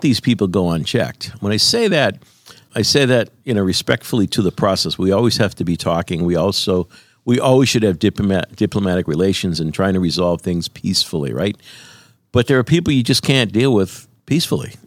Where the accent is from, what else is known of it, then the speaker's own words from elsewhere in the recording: United States; growing up in the United States of America